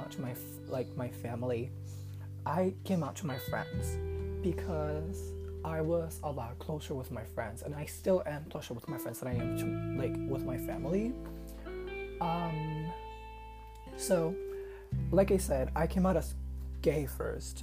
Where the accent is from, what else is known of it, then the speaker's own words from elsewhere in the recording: Puerto Rico; I'm from Puerto Rico, so if my accent is a little annoying, that's why.